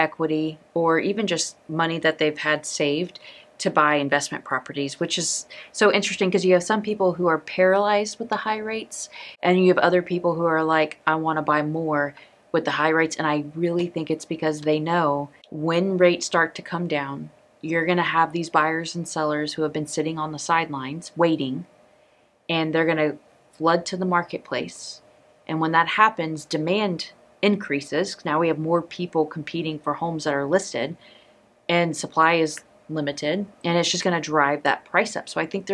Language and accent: English; Dallas-Fort Worth area, Texas, United States; I'm from here